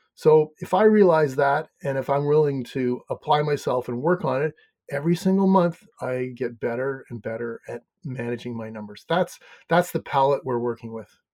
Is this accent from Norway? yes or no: no; Canada; accent: Canadian; now in Maine, United States; I'm from Canada originally. Mm-hmm. I live in Maine